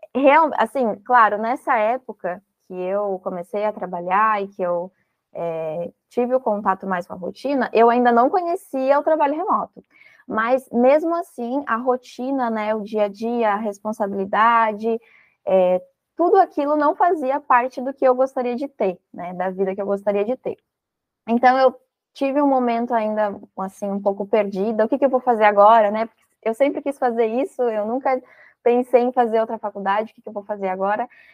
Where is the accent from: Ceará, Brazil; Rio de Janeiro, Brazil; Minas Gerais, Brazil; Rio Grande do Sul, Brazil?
Rio Grande do Sul, Brazil; now in Florianópolis, Brazil; eu sou gaúcha, mas atualmente eu estou aqui em Florianópolis